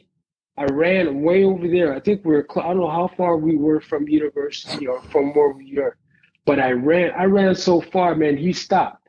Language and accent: English; East Palo Alto, California, United States; growing up in East Palo Alto